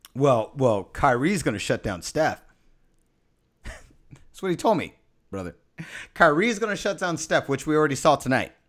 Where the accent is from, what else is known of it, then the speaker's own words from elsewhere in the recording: San Francisco, California, United States; I'm born and raised San Francisco